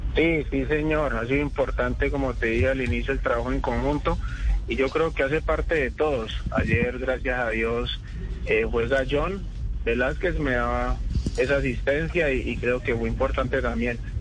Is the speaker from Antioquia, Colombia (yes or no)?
no; Cali, Valle del Cauca, Colombia; also born or lived in Florencia, Caquetá; Nací, nací en Florencia Caquetá y me crié desde los tres años en la ciudad de Cali.